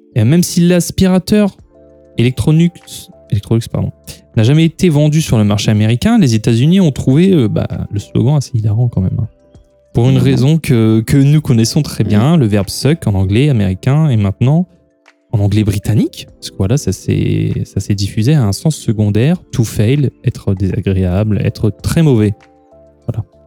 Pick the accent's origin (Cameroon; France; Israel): France; nous sommes des Gaulois réfractaires